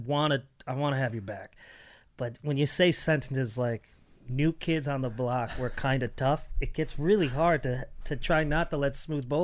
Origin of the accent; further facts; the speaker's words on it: Connecticut, United States; I grew up in Connecticut.